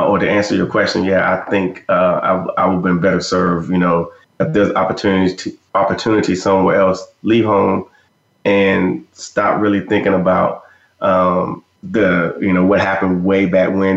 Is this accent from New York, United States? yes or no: no; Fort Bragg, North Carolina, United States; moved away as an adult; also born or lived in Germany; I was in the U.S. Army at Fort Bragg, North Carolina, and I'm from Fort Bragg.